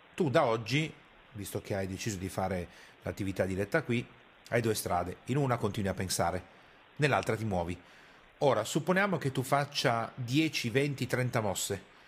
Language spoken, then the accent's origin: Italian; Piedmont, Italy; io sono piemontese e arrivo da quella cultura lì